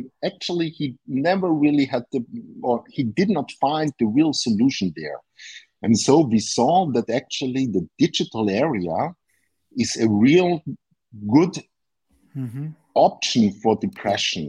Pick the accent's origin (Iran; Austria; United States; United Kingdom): Austria; I'm from Austria.